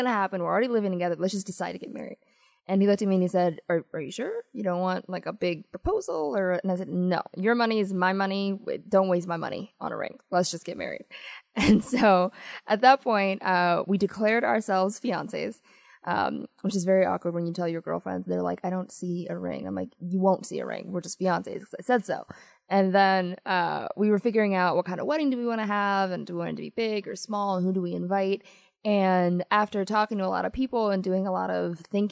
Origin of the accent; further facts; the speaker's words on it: Washington, District of Columbia, United States; also born or lived in Addis Ababa, Ethiopia / Montgomery County, Maryland; I came, so my dad came to the United States, to D.C. when I was a little more than 1 year old. And then he sent it for my mother and I when I was about 2 years and 9 months